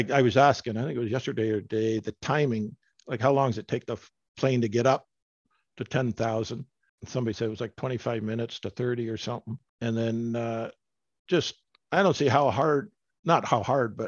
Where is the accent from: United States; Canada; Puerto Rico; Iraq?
Canada; I'm from Canada